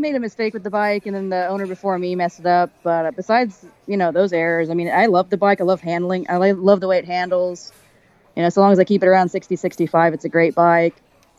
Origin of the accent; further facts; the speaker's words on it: Oklahoma, United States; moved away as an adult; also born or lived in Oregon; I've been traveling for 3 years, come up August 5th. I left my home state of Oklahoma and decided to hit the road, fell in love with it, and just never really stopped.